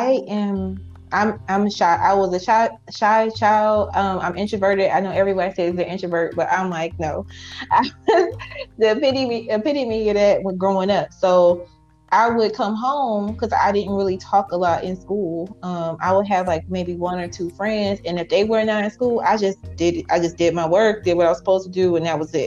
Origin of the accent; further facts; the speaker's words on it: Highland Park, Michigan, United States; also born or lived in Taylor, Michigan; I grew up in Highland Park early years, and then we later moved to Taylor